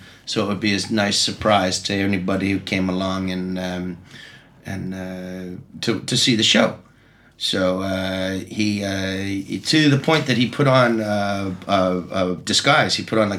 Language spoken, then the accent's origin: English; Vancouver, British Columbia, Canada; Well, I mean, I'm from Vancouver, so he's from Seattle.